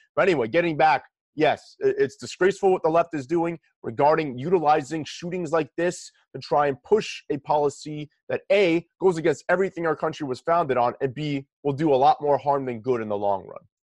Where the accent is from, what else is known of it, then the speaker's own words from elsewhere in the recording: New York, United States; we're from New York